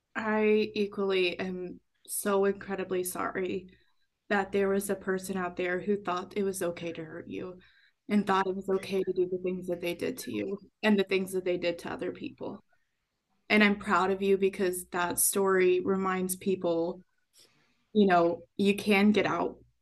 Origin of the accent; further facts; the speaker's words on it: Texas, United States; I was born in Texas